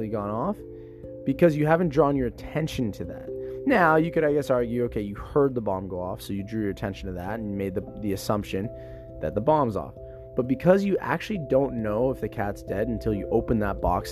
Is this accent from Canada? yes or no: yes; Canada; I identify as a Canadian who's in the fitness industry